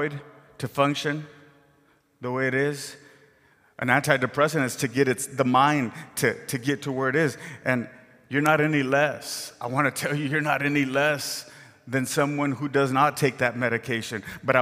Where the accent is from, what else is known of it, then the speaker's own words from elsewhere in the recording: Rio Grande Valley, Texas, United States; moved away as an adult; I grew up in the Rio Grande Valley, way down south, where the grass is green and there's trees all over the place